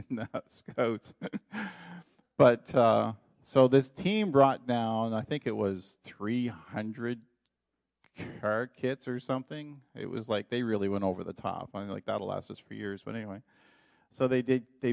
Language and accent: English; Canada; moved away as an adult; now in Dominican Republic; as a Canadian